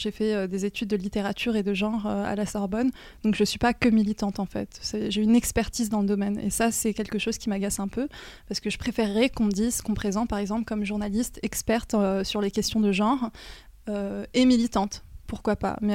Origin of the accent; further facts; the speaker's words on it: Normandy, France; pour parler de mon enfance en Normandie. en fait, c'était un cadre vraiment euh, idéal dans la mesure où c'est la nature, il y a la mer, euh, c'est une petite ville, c'est beaucoup plus apaisant que, que je pense que la région parisienne.